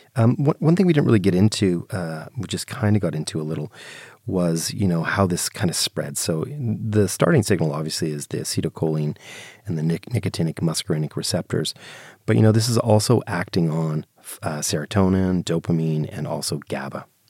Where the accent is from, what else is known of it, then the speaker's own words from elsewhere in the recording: Canada; I'm Canadian